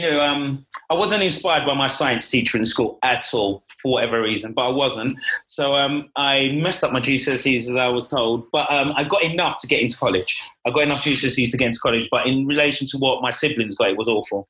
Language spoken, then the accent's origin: English; London, United Kingdom; born and bred in East London